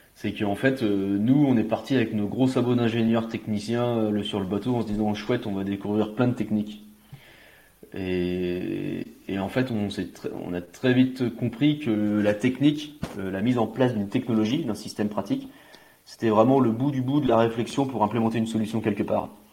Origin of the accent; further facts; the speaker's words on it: Côtes-d'Armor, Brittany, France; j'ai eu la chance, enfin j'ai la chance de grandir euh, et d'avoir grandi à la campagne, dans les Côtes d'Armor